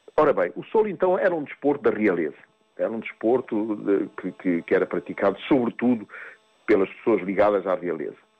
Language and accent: Portuguese; Mozambique; moved away as an adult; eu vivi em África, nasci em África, eu nasci em Moçambique e sempre e foi lá que eu vivi até aos 28 anos